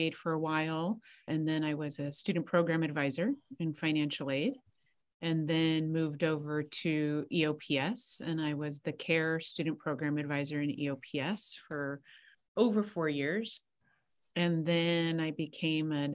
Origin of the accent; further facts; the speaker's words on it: Santa Barbara, California, United States; also born or lived in Los Angeles; born and raised in Santa Barbara, went to Santa Barbara High.